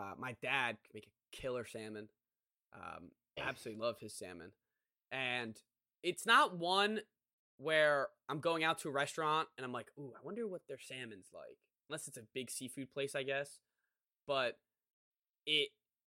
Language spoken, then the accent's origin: English; Maryland, United States; we're as we said, from Maryland